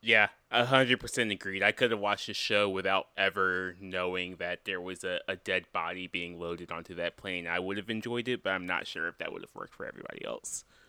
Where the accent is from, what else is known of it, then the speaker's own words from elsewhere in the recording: North Carolina, United States; I am a person from North Carolina